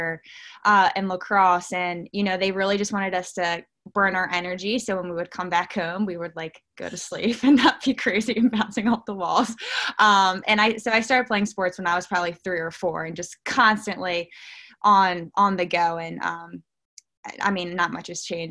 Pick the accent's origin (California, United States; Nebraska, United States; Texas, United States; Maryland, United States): Maryland, United States; Baltimore; I am born and raised a Baltimore, Maryland girl